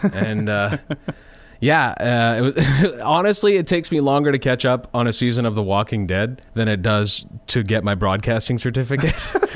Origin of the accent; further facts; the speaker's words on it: Lanigan, Saskatchewan, Canada; I'd grown up in Lanigan, Uh, that's my hometown, just a small little town outside of Saskatoon